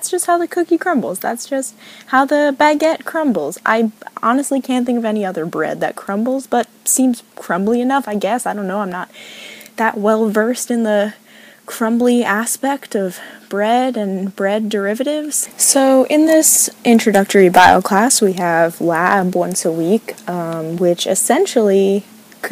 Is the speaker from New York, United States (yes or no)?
yes; New York, United States; moved away as an adult; now in Oregon, United States; I'm in Oregon, and honestly, I'm from New York